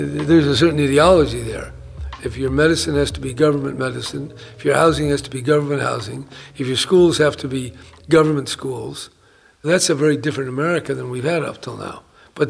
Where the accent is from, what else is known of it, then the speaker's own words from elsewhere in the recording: San Francisco, California, United States; As I experienced growing up in San Francisco in the 40s and the 50s